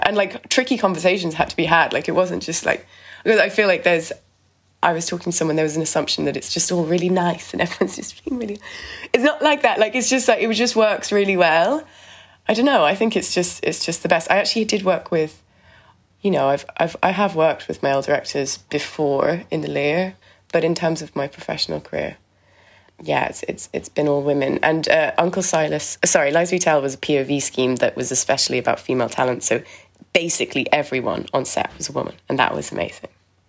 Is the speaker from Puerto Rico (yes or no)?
no; England, United Kingdom; now in Dublin, Ireland; oh my God, I'm such a Brit.